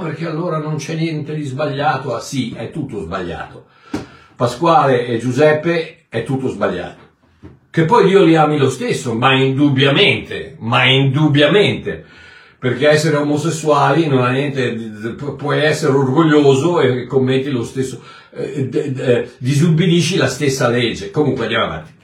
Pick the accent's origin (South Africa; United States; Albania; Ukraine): South Africa; Italian is a second language; mio paese, il Sudafrica